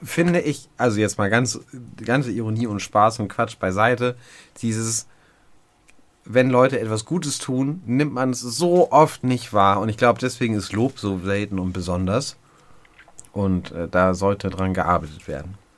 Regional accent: Hamburg, Germany; Und ich bin ja nun wie du ein Kind der Großstadt, der Hamburger norddeutschen Großstadt

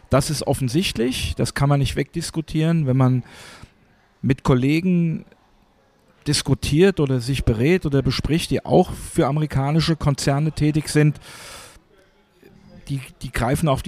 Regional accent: Hesse, Germany; Ich bin hier in Hessen aufgewachsen. Hier waren überall Garnisonen.

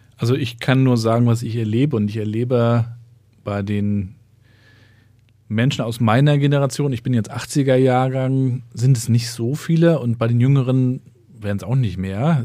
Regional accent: Rostock, Mecklenburg-Vorpommern, Germany; Ich bin ja in Rostock in Warnemünde aufgewachsen

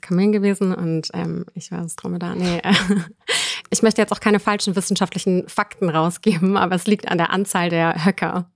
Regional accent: Munich, Bavaria, Germany; ich komme aus München und wohne aktuell auch noch in München.

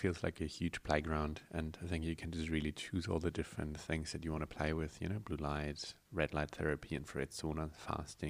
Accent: Germany; moved away as an adult; now in New Zealand; I was from Germany, came to New Zealand

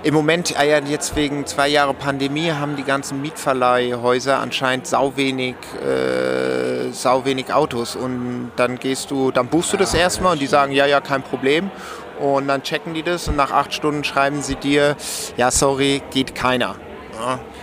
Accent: Romandy, Switzerland; ich bin ja auch äh, Schweizer, gebürtiger Schweizer, aber Suisse Roman, also wo man Französisch spricht

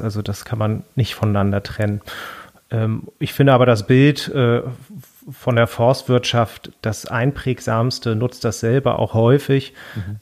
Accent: Hamburg, Germany; den Ort, wo ich aufgewachsen bin, also am Rande Hamburgs

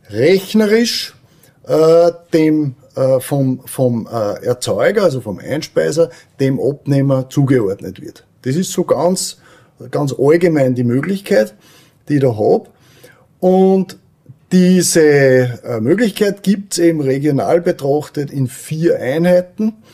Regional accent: Weizenkirchen, Upper Austria, Austria; ich bin aus Weizenkirchen und bin dort in der Gemeindepolitik tätig

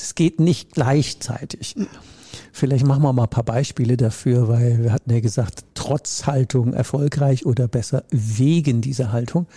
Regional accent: Rhineland, Germany; Ich komme ja aus dem Rheinland

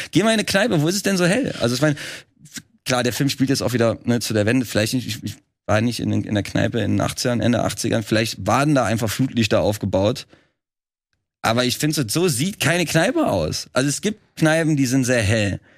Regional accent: Trier, Rhineland-Palatinate, Germany; moved away as an adult; now in Berlin, Germany; Ich komme ja eigentlich aus Trier

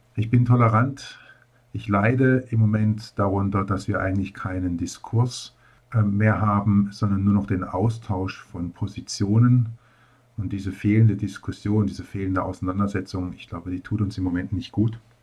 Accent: Baden-Baden, Baden-Württemberg, Germany; also born or lived in Karlsruhe / Rastatt; Also ich bin in Karlsruhe geboren, habe auch die ersten beiden Lebensjahre in Karlsruhe verbracht. Dann sind meine Eltern nach Baden-Baden gezogen. Dort bin ich zehn Jahre aufgewachsen

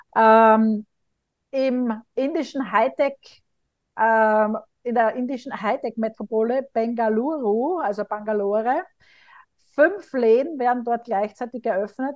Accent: Graz, Styria, Austria; moved away; In meiner Heimat Graz

